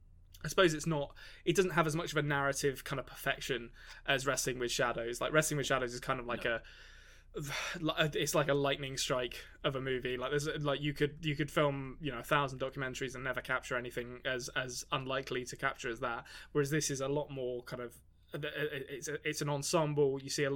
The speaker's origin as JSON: {"language": "English", "region": "California", "country": "United States", "tie": "born there", "said": "I was born in California."}